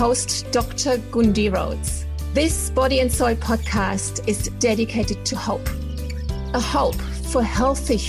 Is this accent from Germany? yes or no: yes; Germany; accent: German; English is a second language; moved away as an adult; now in Inverell, Australia; apologize for my accent, because I'm originally from Germany, and I never got rid of my accent.